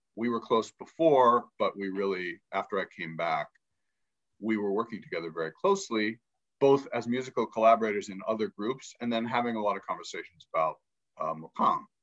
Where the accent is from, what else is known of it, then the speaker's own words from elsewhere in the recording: Pittsburgh, Pennsylvania, United States; first language English; moved away as an adult; also born or lived in Egypt / New York; I grew up in Pittsburgh, Pennsylvania